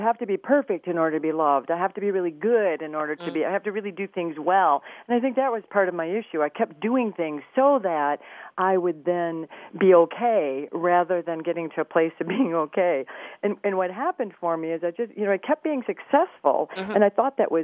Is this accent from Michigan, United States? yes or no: yes; Flint, Michigan, United States; I grew up in Flint, Michigan